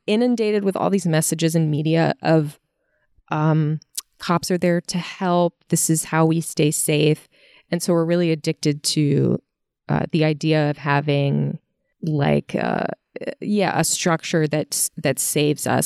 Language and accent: English; Virginia, United States; I'm from Virginia